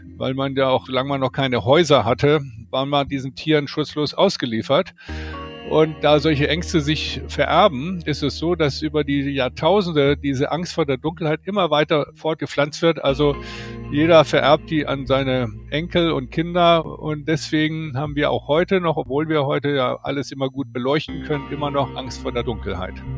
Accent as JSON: {"language": "German", "country": "Germany", "said": "Das machen wir als Deutsche auch"}